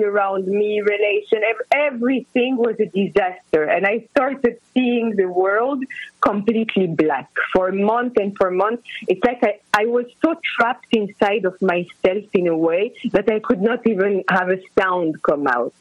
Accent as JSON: {"language": "English", "town": "Casablanca", "region": "Casablanca-Settat", "country": "Morocco", "tie": "born or raised there", "moved": "yes", "lives_now": "Los Angeles, United States", "said": "I am based in Los Angeles. Initially, I am born and raised in Morocco, in Casablanca, and I am half French, half Greek."}